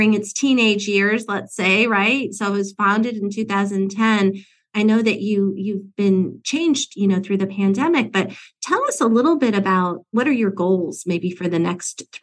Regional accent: Indiana, United States; I was born in Indiana also

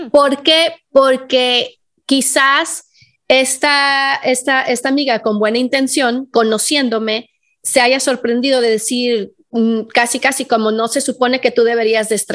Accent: Guadalajara, Jalisco, Mexico; yo vengo de Guadalajara, o sea, una ciudad donde hay un montón de tráfico

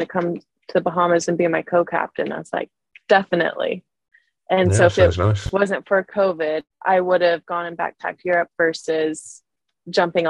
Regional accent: Missouri, United States; moved away; I grew up in Missouri

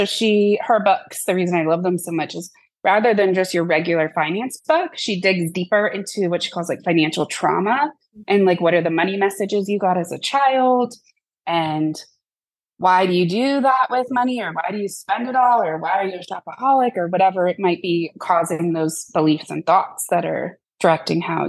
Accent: Miami, Florida, United States; moved away as an adult; now in Asheville, United States; I'm from Miami, Florida

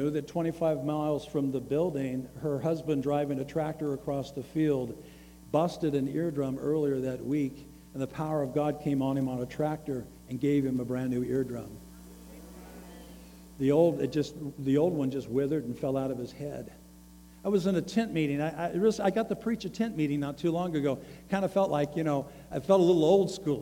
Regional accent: the South, United States; I come from the South. I live in the South

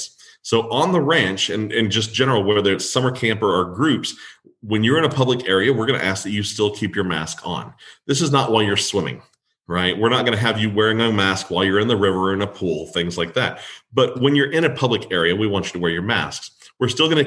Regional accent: Kerrville, Texas, United States; I'm from Kerrville.

